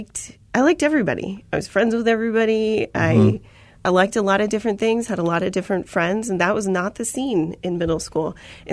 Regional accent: Chandler, Arizona, United States; So I'm a native to Arizona. {S2} Okay. {S3} I was born in Phoenix, raised in Chandler, Arizona.

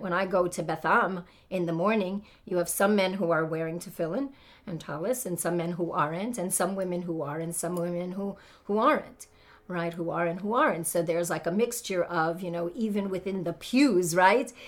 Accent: New York City, New York, United States; I was brought up in the Haredi community of Brooklyn, New York

